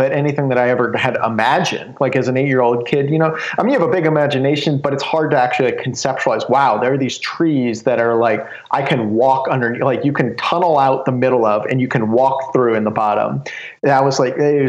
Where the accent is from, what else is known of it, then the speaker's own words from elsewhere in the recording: Southwest Ohio, United States; I grew up in Southwest Ohio, just a small little community out there, 3,000 people.